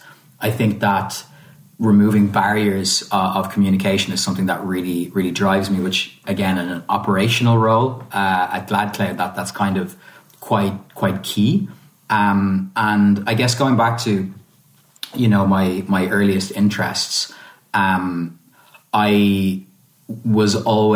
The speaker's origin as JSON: {"language": "English", "country": "Ireland", "tie": "born or raised there", "also_born_or_lived": "Italy", "said": "being both Irish and Italian and having had the experience of kind of growing up both across both countries, as well as having family all over the world"}